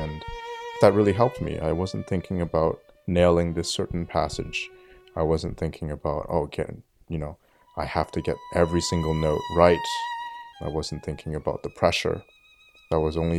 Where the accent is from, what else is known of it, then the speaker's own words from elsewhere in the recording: Ottawa, Ontario, Canada; I'm currently based in Ottawa, where I was also born and raised